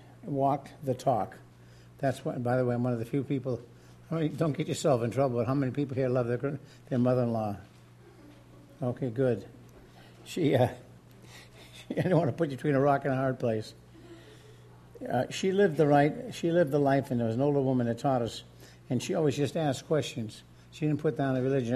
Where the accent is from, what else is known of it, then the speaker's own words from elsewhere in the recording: New England, United States; I'm from New England